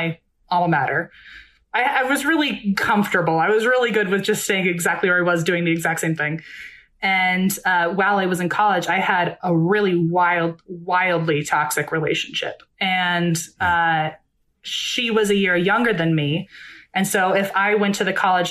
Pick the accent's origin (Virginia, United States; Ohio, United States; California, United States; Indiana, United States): Virginia, United States; moved away as an adult; now in Los Angeles, United States; I grew up in Virginia my whole life. I went to college in Virginia